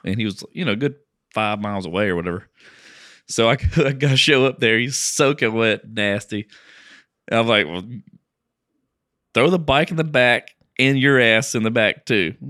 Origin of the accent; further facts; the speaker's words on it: Lake Charles, Louisiana, United States; moved away; I grew up in Lake Charles